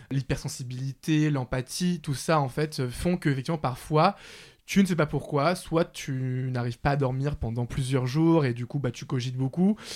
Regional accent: Paris, Île-de-France, France; J'ai grandi à Paris, bah, d'ailleurs pas loin euh, de, chez moi actuellement, chez mes parents dans le 19e.

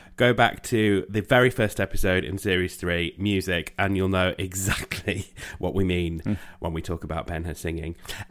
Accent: Yorkshire and the Humber, United Kingdom; accent: Manchester; He says with the Manchester accent when I went to school in Yorkshire.

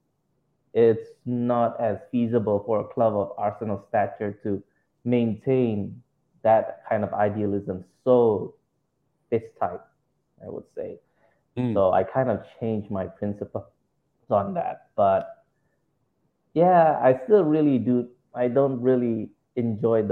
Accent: Indonesia; I'm from Indonesia

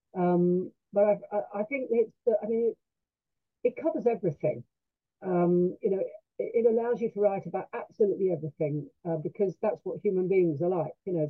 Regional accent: London, United Kingdom; now in Sussex, United Kingdom; i'm a londoner

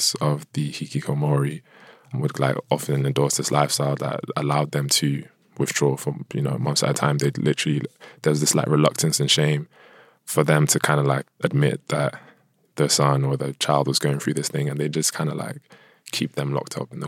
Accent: United Kingdom; also born or lived in Nigeria; a Nigerian British person

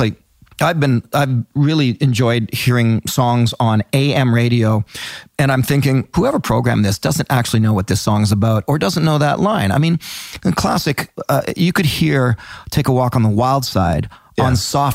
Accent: Canada; I'm really happy to be born here. I think being Canadian

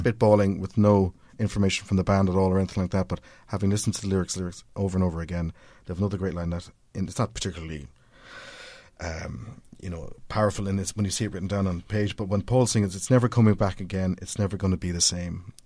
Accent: Cork, Munster, Ireland; growing up in Cork

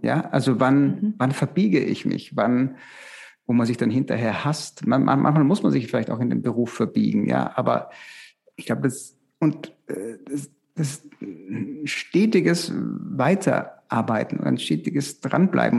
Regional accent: Styria, Austria; in der Steiermark, in, in, Österreich, wo ich herkomme

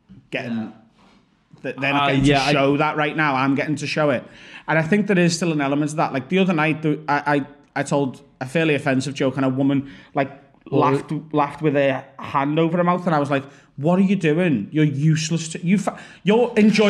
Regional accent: Liverpool, North West England, United Kingdom; accent: Scouse; extra scouse on top of my already scouse accent.

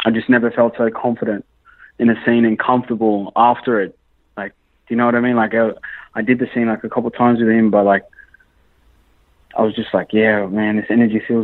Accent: Sydney, New South Wales, Australia; I'm from Sydney

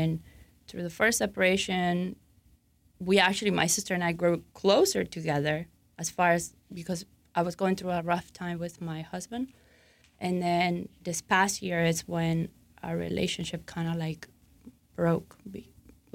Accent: Argentina; moved away; I'm originally from Argentina

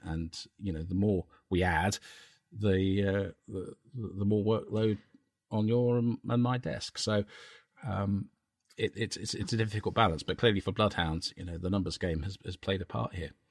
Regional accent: Cambridge, East of England, United Kingdom; my hometown of Cambridge

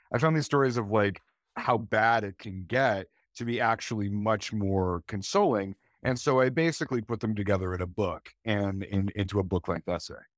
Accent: Canada; I'm a Canadian writer

